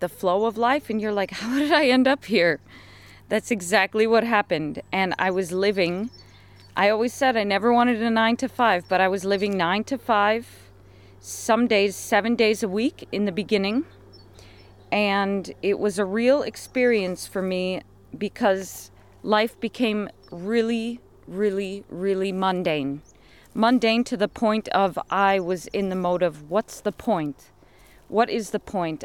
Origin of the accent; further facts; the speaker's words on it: United States; moved away as an adult; also born or lived in London, United Kingdom; I come from America